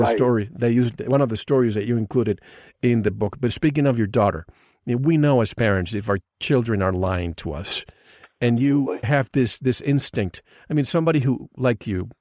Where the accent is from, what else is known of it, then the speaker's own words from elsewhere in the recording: Puerto Rico; moved away; I grew up in the Caribbean, so they call it one of the corners of the Bermuda Triangle.